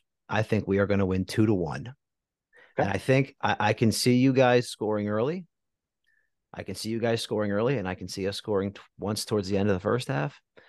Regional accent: New Jersey, United States; And I grew up in New Jersey.

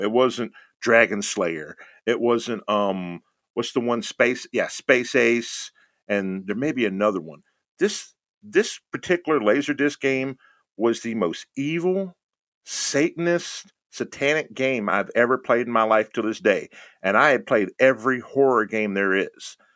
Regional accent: Houston, Texas, United States; moved away; I'm originally from Houston, Texas.

